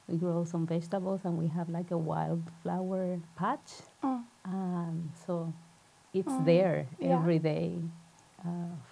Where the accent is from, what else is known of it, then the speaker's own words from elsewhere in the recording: Puerto Rico; now in Norway; I'm originally from Puerto Rico, so yarrow is not a plant that I grew up